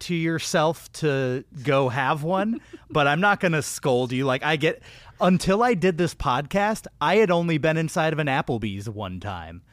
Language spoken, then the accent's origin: English; Austin, Texas, United States; moved away; I spent a large part of my childhood in Austin, Texas